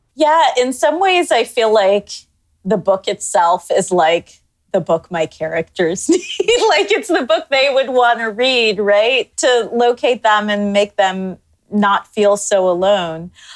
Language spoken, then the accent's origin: English; Toronto, Ontario, Canada; moved away as an adult; now in United States; growing up in Canada